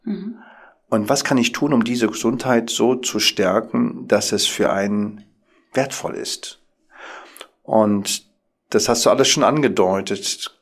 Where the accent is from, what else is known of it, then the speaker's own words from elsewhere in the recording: Berlin, Germany; als klassischer Berliner Junge, geboren im Wedding